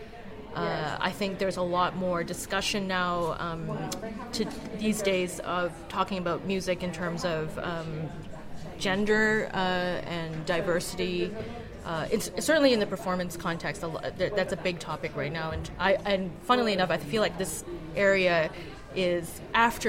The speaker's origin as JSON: {"language": "English", "town": "Calgary", "region": "Alberta", "country": "Canada", "tie": "born or raised there", "also_born_or_lived": "Montreal, Canada / Oxford, United Kingdom", "moved": "as an adult", "said": "I grew up in Calgary, Alberta"}